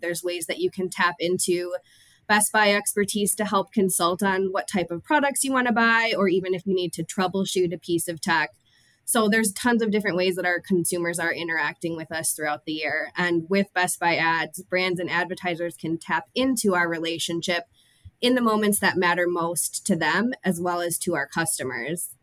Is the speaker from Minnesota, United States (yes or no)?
yes; Minnesota, United States; I am born and raised in Minnesota